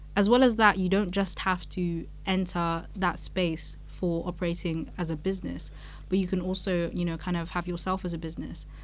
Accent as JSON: {"language": "English", "country": "Nigeria", "moved": "yes", "lives_now": "Edinburgh, United Kingdom", "said": "I'm African myself, I'm Nigerian"}